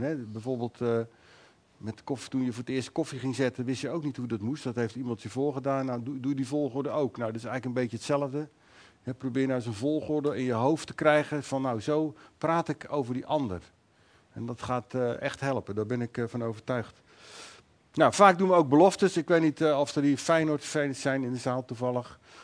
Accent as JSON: {"language": "Dutch", "country": "Netherlands", "said": "wij als Nederlanders"}